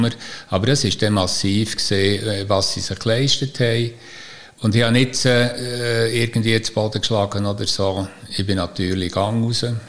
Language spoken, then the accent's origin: German; Niederbipp, Bern, Switzerland; moved away as an adult; also born or lived in Fraubrunnen; weil ich in Niederbipp aufgewachsen bin, am Hogeran, über dem Spital